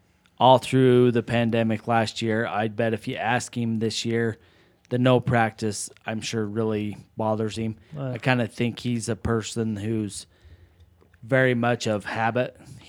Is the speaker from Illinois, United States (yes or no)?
no; Las Vegas, Nevada, United States; And, I mean, being from Vegas, growing up in the Southwest